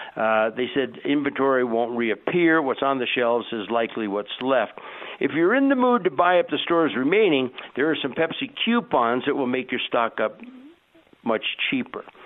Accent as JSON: {"language": "English", "region": "Southern California", "country": "United States", "tie": "born or raised there", "said": "I grew up in Southern California"}